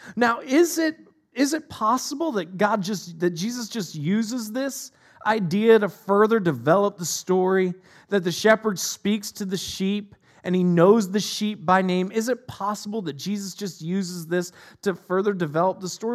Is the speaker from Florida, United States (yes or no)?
no; Northeast Ohio, United States; moved away; I'm from Northeast Ohio originally